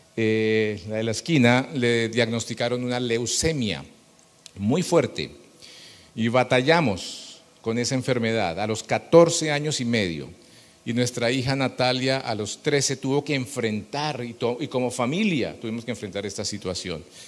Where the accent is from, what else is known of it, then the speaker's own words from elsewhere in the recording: Bogotá, Colombia; somos colombianos, bogotanos